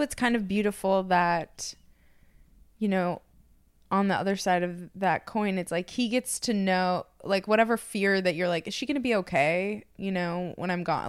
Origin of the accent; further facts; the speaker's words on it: Minnesota, United States; just being from Minnesota